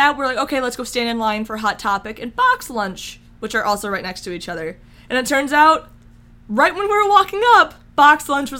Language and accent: English; Michigan, United States; now in California, United States; we're both from Michigan